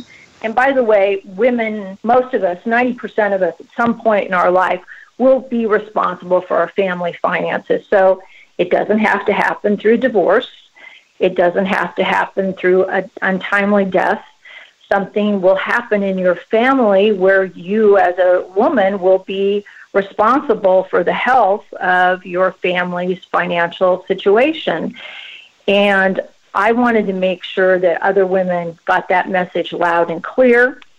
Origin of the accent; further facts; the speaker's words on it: West Coast, United States; Well, Elise, I've been in the business for about 25 years, born and raised on the West Coast.